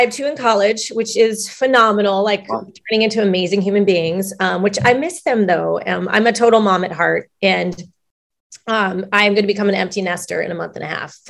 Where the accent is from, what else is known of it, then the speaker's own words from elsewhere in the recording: Long Beach, California, United States; I am from Long Beach, the LBC